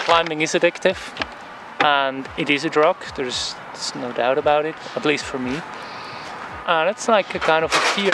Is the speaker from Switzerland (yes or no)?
yes; Switzerland; moved away; I'm coming from Switzerland